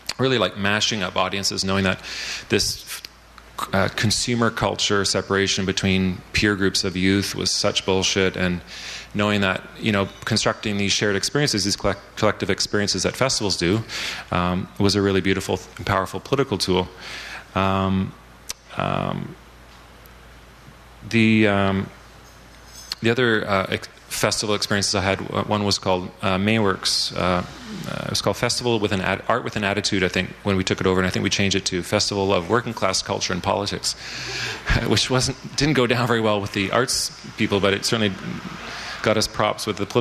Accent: Vancouver, British Columbia, Canada; this is also my hometown

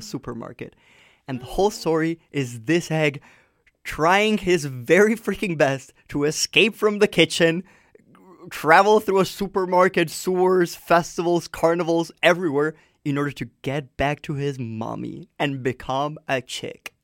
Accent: Colombia; growing up in Colombia

